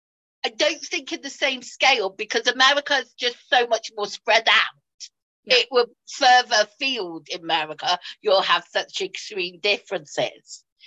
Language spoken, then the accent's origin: English; Bristol, South West England, United Kingdom; accent: Bristolian; You see, I'm from Bristol. I grew up in Bristol, what, south of England, but I don't have a very strong Bristolian accent, not really at all.